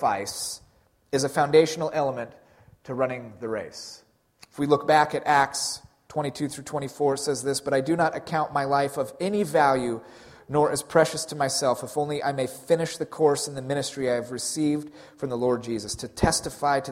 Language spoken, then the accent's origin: English; Pacific Northwest, United States; we're from the Pacific Northwest